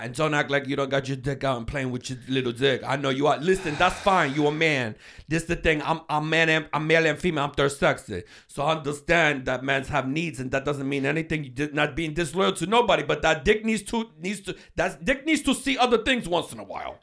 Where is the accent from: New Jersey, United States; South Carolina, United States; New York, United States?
New York, United States; I'm from New York